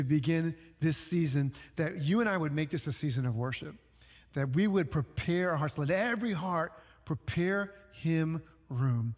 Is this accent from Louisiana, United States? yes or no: yes; New Orleans, Louisiana, United States; moved away; when I was living in my hometown of New Orleans